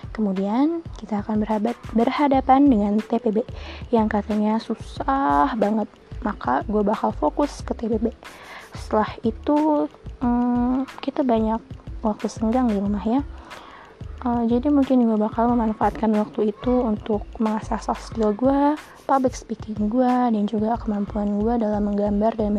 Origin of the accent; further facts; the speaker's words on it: Lampung, Indonesia; Lahir di Lampung, tinggal di Lampung, tiba-tiba sekarang gue udah jadi maba.